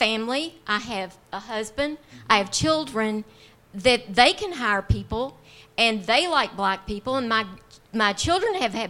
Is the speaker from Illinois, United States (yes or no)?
no; Owensboro, Kentucky, United States; I'm from Owensboro